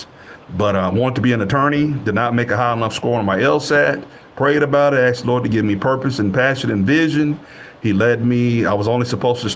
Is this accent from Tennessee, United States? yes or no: yes; West Tennessee, United States; moved away as an adult; also born or lived in North Texas; the district that I'm from, you know, this is my hometown, my home district